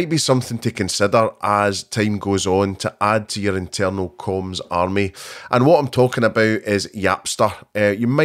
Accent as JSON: {"language": "English", "region": "Scotland", "country": "United Kingdom", "said": "Two Scottish people"}